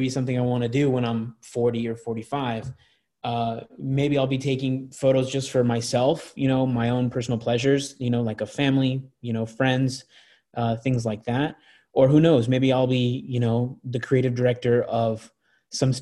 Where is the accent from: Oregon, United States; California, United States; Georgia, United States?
California, United States; Anaheim; also born or lived in Tustin, California; I grew up in Anaheim and I grew up in a smaller town called Tustin.